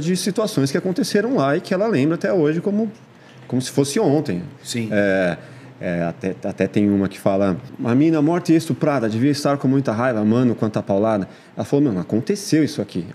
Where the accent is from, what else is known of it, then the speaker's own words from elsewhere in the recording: São Paulo, Brazil; eu cresci na, na Vila Matilde, Zona Leste